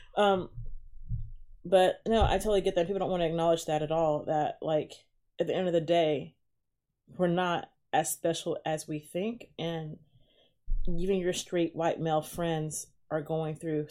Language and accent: English; Chattanooga, Tennessee, United States; I'm just from Chattanooga, Tennessee